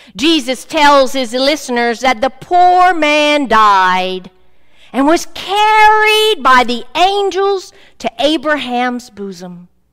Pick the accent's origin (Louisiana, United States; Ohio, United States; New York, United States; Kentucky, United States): Louisiana, United States; South; I'm from South Louisiana